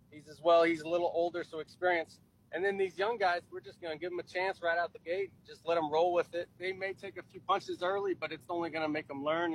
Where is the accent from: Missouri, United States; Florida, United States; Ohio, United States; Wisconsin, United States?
Missouri, United States; Just being in Central Missouri. I'm born and raised in Central Missouri.